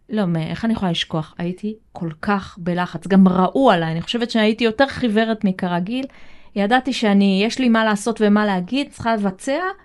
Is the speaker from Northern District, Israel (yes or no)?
no; Kokhav Yair, Central District, Israel; אני גדלתי בכוכב יאיר